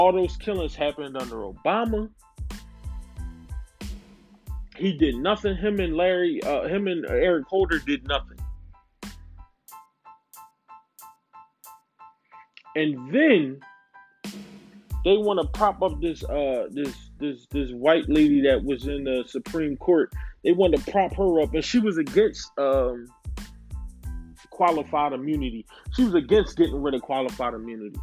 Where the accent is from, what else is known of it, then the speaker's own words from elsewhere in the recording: United States; I'm black American